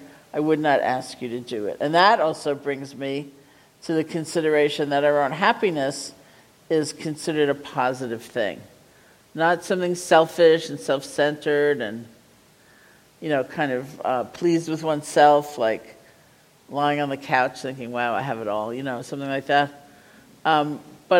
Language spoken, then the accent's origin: English; New England, United States; I'm from New England